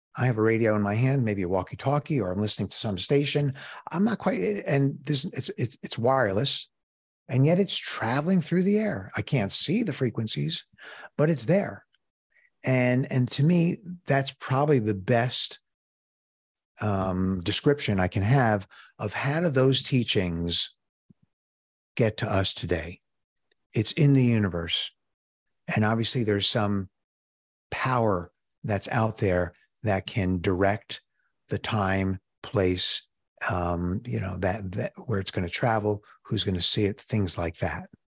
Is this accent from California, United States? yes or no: no; New York City, New York, United States; moved away as an adult; now in Chicago, United States; I'm from Brooklyn